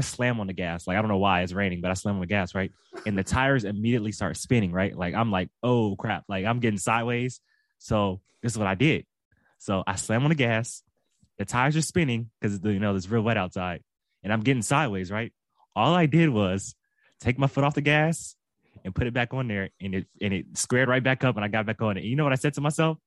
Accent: Southern California, United States; I'm from Southern California

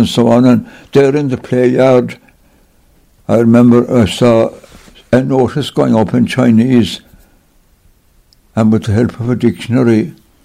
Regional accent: Cork, County Cork, Ireland; moved away as an adult; also born or lived in China; I was born in Cork City. Blackrock Road would be the address

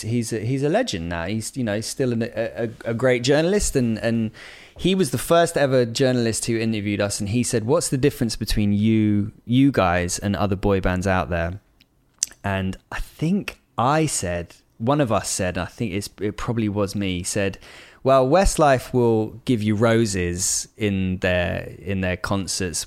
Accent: Bristol, South West England, United Kingdom; moved away; I grew up in Bristol

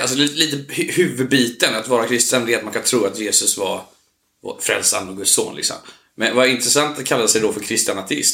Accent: Onsala, Halland County, Sweden; När jag växte upp på Onsala

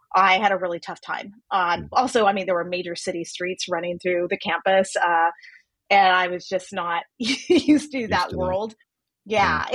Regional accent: El Paso, Texas, United States; moved away as an adult; also born or lived in Philadelphia / Washington / Baghdad; I grew up in El Paso, Texas, and I spent most of my life there until I ventured off to college on the East Coast

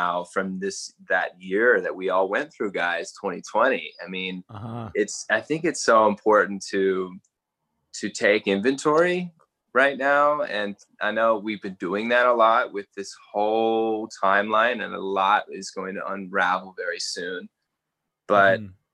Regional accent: Canberra, Australian Capital Territory, Australia; moved away as an adult; also born or lived in Hawaii / Texas; now in Austin, United States; I was born in Canberra. So I spent most of my upbringing there when I was in my teens

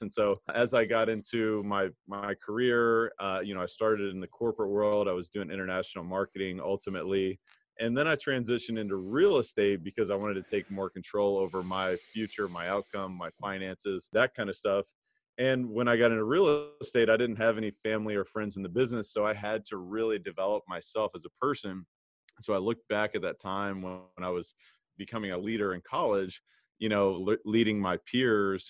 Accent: Louisville, Kentucky, United States; I played basketball growing up. I'm from Kentucky, Louisville, Kentucky

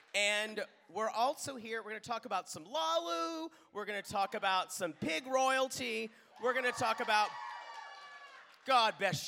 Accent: Pickens, South Carolina, United States; My hometown, but it's not really because no one knows where Pickens is.

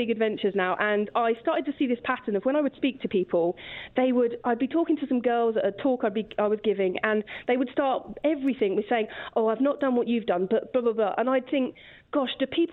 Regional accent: Kingston upon Thames, London, United Kingdom; I'm from Kingston upon Thames in Surrey

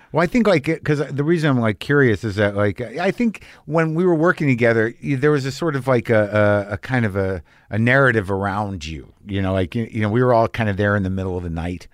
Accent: New Jersey, United States; also born or lived in San Francisco Bay Area; now in Los Angeles, United States; I come from Jersey

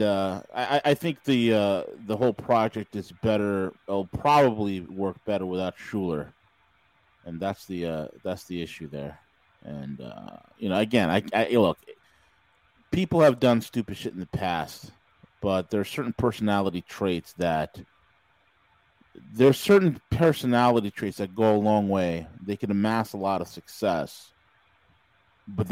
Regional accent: New York, United States; I'm from New York. I'm from New fucking York.

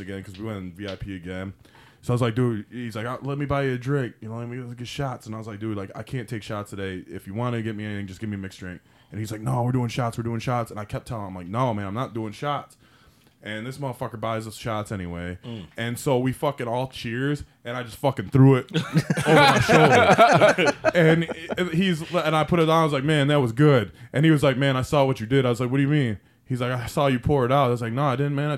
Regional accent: Detroit, Michigan, United States

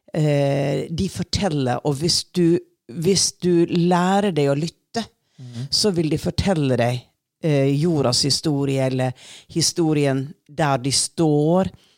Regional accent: Sunnmøre coast, Western Norway, Norway; jeg vokste jo opp på Vestlandet utenfor kysten.

